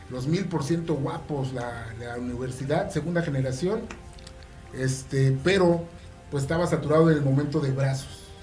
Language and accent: Spanish; Mexico City, Mexico; todos somos de allá de la Ciudad de México.